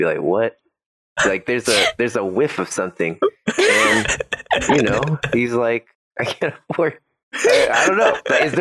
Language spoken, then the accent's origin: English; Paterson, New Jersey, United States; now in California, United States; I'm from Paterson, New Jersey, originally.